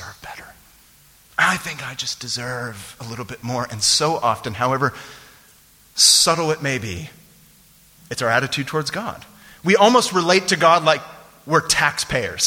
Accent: San Francisco Bay Area, California, United States; born or raised there; moved away

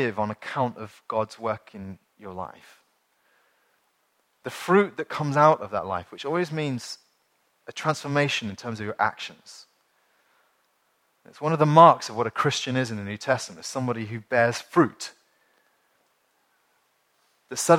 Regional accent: United Kingdom; as British people

